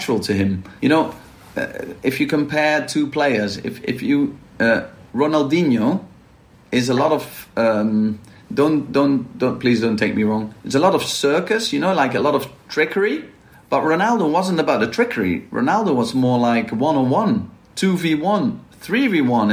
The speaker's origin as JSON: {"language": "English", "town": "Maastricht", "region": "Limburg", "country": "Netherlands", "moved": "yes", "said": "I'm from Maastricht, and Maastricht is well known for carnival"}